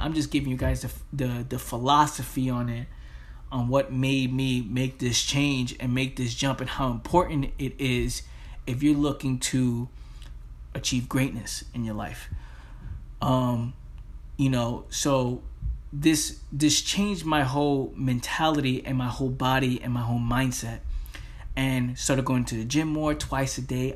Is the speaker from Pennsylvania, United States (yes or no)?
no; New York City, New York, United States; growing up in the Bronx